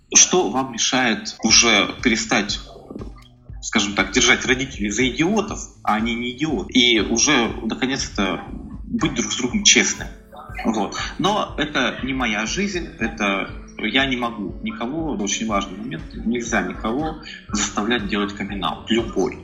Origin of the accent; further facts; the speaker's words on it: Tyumen, Tyumen Oblast, Russia; moved away as an adult; now in Saint Petersburg, Russia; я здесь э, родился в Петербурге, но э, долгое время, опять же, по семейным обстоятельствам я жил в Тюмени. То есть там же я вырос, учился в университете и приехал в Петербург только в 2010 году.